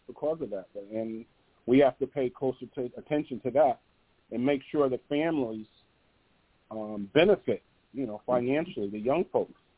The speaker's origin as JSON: {"language": "English", "town": "New Haven", "region": "Connecticut", "country": "United States", "said": "I'm from New Haven, Connecticut"}